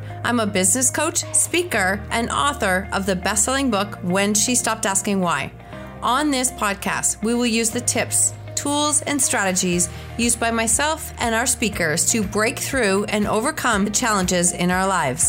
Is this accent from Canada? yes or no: yes; Canada; also born or lived in Kitchener-Waterloo, Ontario; I'm definitely a Canadian. I'm literally up the street from you. When I looked it up, I was like, oh, I'm in Kitchener-Waterloo